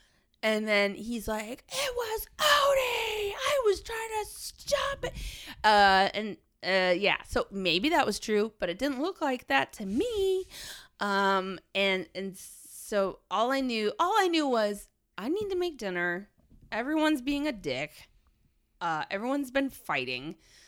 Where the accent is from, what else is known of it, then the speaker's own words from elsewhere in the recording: New York, United States; moved away; Maybe it's a remnant of being a New Yorker